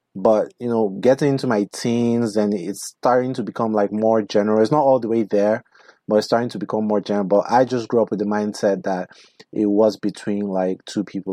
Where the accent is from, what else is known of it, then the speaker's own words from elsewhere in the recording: Nigeria; now in United States; where I come from